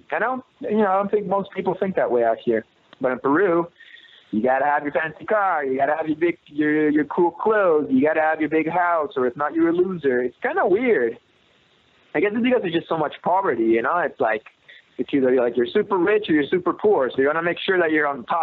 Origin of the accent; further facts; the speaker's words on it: Canada; I'm from Canada, where you know we judge each other.